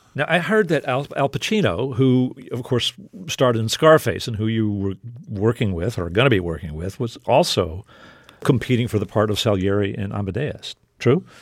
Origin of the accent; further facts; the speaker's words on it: South Texas, United States; I grew up in South Texas